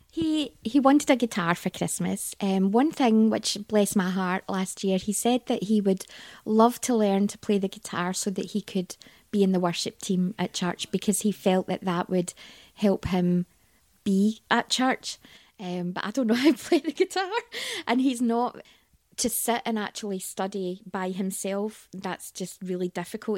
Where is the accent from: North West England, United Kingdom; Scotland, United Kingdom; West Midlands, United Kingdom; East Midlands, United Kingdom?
Scotland, United Kingdom; accent: Scottish; also born or lived in Leeds / Blackpool; we moved up to Scotland and spent most of my growing up years in Scotland.